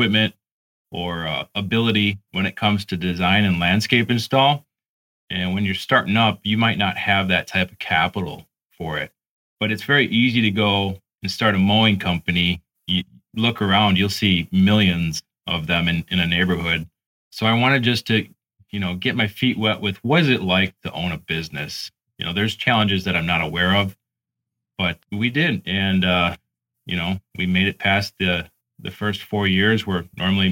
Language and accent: English; Illinois, United States; moved away; I grew up in Illinois